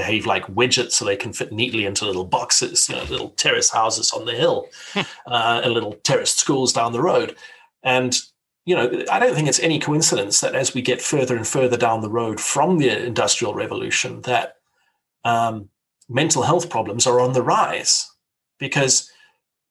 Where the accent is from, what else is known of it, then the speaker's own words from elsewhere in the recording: South Africa; I grew up in South Africa